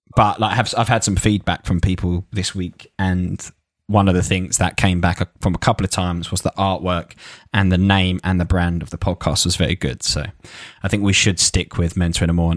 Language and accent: English; Essex, East of England, United Kingdom; I used to work in a Lacoste shop in, in, in Lakeside in Essex. So, shows you, shows you where I'm from